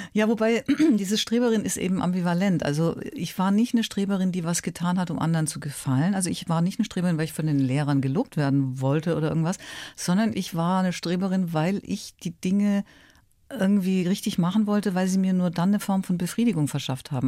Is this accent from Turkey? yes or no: no; Ulm, Baden-Württemberg, Germany; moved away as an adult; also born or lived in Munich; aus Ulm, die wirklich ein bisschen eine kleine Provinzmaus war. Das muss man ganz ehrlich sagen. Ich kam ja nun wirklich, kam aus der Kleinstadt und war auf dem Land letztlich groß geworden